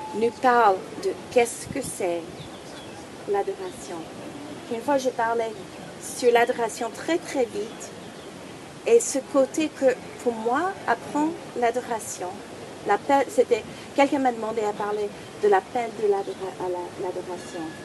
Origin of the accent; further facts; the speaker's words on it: United States; French is a second language; moved away; je suis américaine d'origine